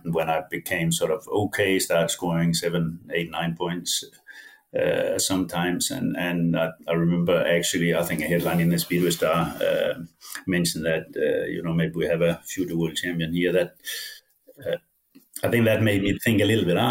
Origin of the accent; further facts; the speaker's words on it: Denmark; English is a second language; moved away as an adult; also born or lived in England; my hometown scraped some money together.